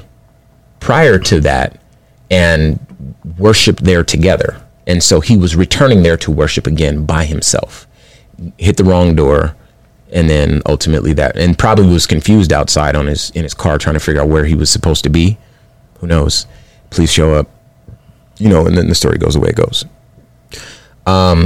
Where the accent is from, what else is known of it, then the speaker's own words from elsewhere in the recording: California, United States; first language Spanish; English is a second language; I grew up in California